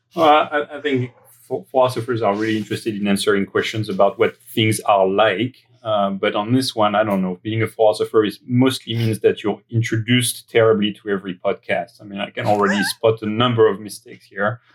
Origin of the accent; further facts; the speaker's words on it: greater area of Paris, near Versailles, Île-de-France, France; accent: French; English is a second language; moved away; my upbringing uh, that uh, that happened in France, as my accent might betray. Uh, I was born in the uh, greater area of Paris. Um, in the suburbs, uh, close to Versailles.